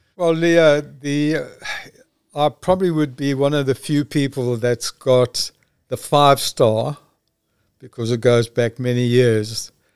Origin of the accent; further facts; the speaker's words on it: South Africa; I'm from South Africa.